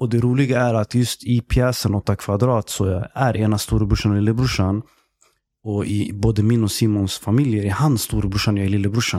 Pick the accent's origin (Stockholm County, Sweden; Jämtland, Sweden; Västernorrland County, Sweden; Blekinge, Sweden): Stockholm County, Sweden; Stockholm; Jag är eh, egentligen uppväxt i Tensta mm. tills jag blev tio bast. Och sen flyttade jag till Husby. Och sen är jag uppväxt där.